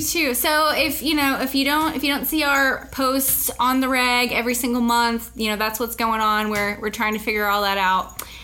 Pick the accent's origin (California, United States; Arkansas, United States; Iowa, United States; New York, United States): Arkansas, United States; moved away as an adult; now in Florida, United States; I am originally from Arkansas, the natural state, and we've lived in Florida now for almost ten years.